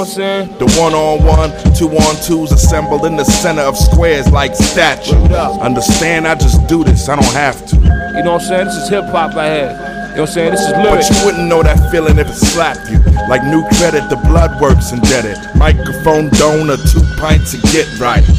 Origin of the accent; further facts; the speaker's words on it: Brooklyn, New York, United States; I'm from Brooklyn. There's like two O's in that motherfucker.